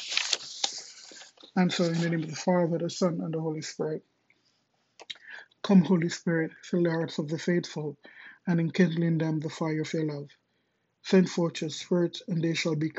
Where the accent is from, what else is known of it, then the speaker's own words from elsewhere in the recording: Jamaica; moved away as an adult; also born or lived in Kingston, Jamaica; now in Miami, United States; I'm originally from Jamaica